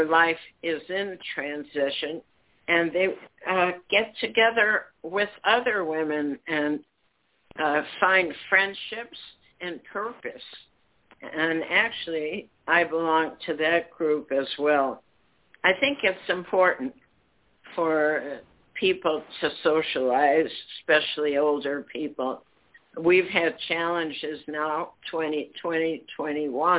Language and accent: English; New York City, New York, United States; moved away as an adult; also born or lived in Chicago; now in San Francisco, United States; I was born in Brooklyn, and I went to public college, Hunter College in New York City